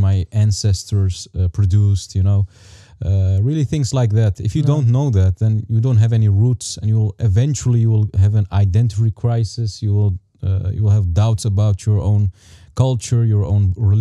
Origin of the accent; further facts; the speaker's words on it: Amsterdam, Netherlands; also born or lived in Taza, Morocco; I live in Holland. I was born in Morocco, live in Amsterdam. When I was something like 3 years old, I moved to Holland